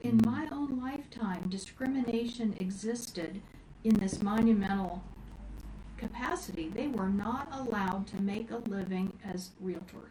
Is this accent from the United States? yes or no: yes; Indiana, United States; moved away as an adult; also born or lived in Florida; when I moved back from Florida to Indiana, my hometown